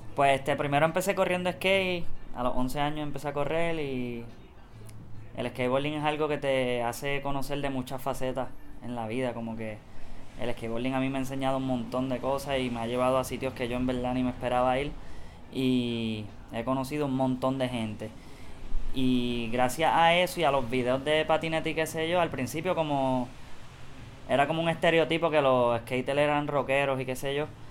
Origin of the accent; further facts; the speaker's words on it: Puerto Rico; como todo puertorriqueño